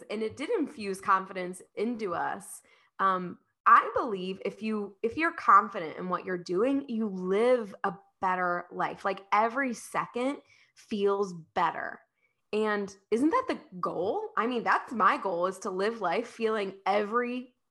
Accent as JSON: {"language": "English", "region": "Midwest", "country": "United States", "said": "I'm from the Midwest."}